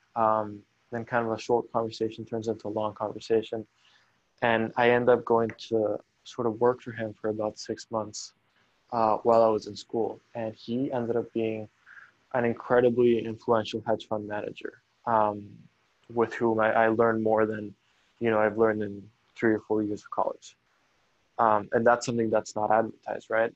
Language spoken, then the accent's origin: English; Caracas, Capital District, Venezuela; moved away as an adult; I grew up in Caracas. Um, I lived there for about 18 years.